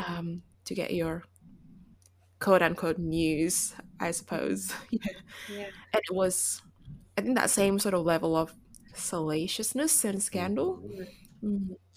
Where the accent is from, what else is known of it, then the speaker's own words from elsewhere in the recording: Indonesia; I grew up in Indonesia, so I think you know it's a more conservative culture.